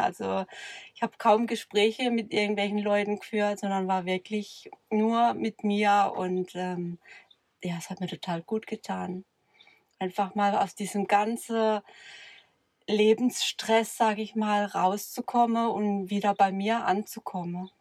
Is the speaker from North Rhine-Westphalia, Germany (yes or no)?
no; near Karlsruhe, Baden-Württemberg, Germany; aus, äh, in der Nähe von Karlsruhe